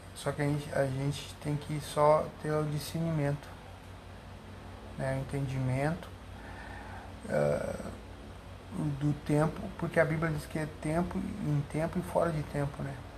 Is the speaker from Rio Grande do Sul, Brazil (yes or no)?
yes; Porto Alegre, Rio Grande do Sul, Brazil; also born or lived in Camboriú; now in Cachoeirinha, Brazil; Gaúcho da Gema, eu sou gaúcho de Porto Alegre, não sou tão da Gema